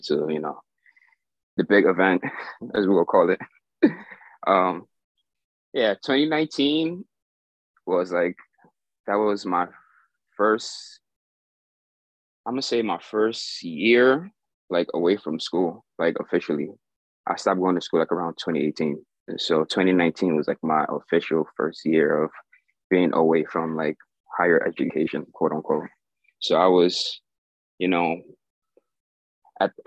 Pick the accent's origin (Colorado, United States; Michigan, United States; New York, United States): New York, United States; New York City; I am from the Bronx, New York